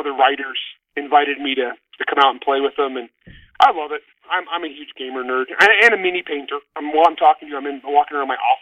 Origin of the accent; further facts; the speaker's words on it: a little Portuguese town, Grapes of Wrath home area, California, United States; I grew up in an environment, it was all Portuguese. We were all Portuguese kids, and it was a little Portuguese town